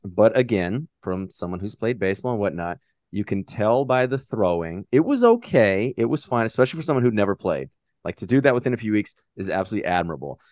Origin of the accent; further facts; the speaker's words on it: United States; I'm American